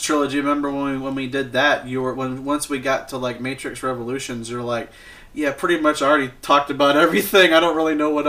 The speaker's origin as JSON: {"language": "English", "region": "Illinois", "country": "United States", "moved": "yes", "lives_now": "Alabama, United States", "said": "I'm from Illinois"}